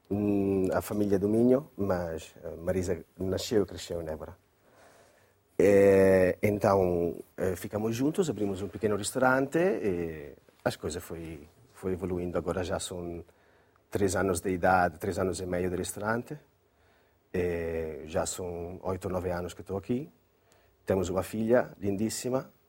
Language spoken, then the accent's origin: Portuguese; Crema, Lombardy, Italy; Portuguese is a second language; moved away as an adult; also born or lived in Brescia; now in Évora, Portugal; Eh, em Brescia, uma cidade do norte da Lombardia, perto da minha cidade natal, que é Crema.